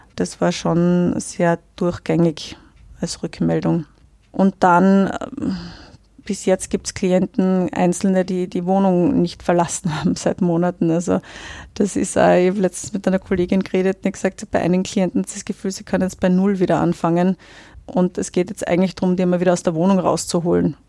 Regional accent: Austria; in den 39 Jahren, die ich jetzt hier lebe

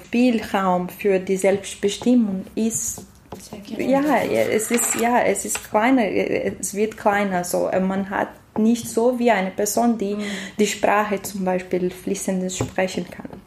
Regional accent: Brazil; German is a second language; moved away as an adult; now in Austria; Ich bin in Brasilien geboren, aber ich wohne in Österreich seit drei Jahren

